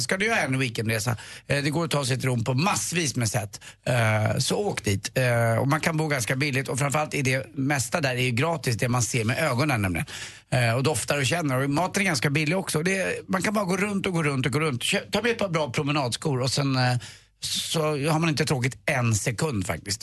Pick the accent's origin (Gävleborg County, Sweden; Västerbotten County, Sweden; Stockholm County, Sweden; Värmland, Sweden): Stockholm County, Sweden; Stockholm; där jag var uppväxt då på Östermalm